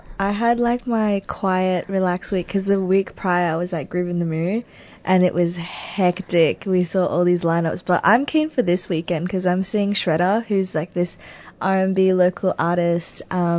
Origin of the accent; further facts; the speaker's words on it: Echuca, Victoria, Australia; moved away; I'm from Echuca.